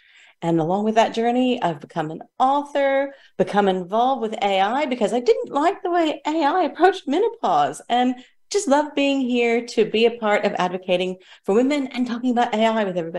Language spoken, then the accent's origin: English; Kansas, United States; moved away as an adult; now in Australia; I'm coming to you today from Eastern Gugulandi country in Australia. But I was born and raised in Kansas, landed in Australia after a couple of decades with a tourism business.